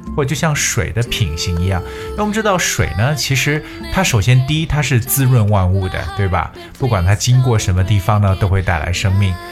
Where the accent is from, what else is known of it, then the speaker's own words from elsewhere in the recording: China; 我们中国人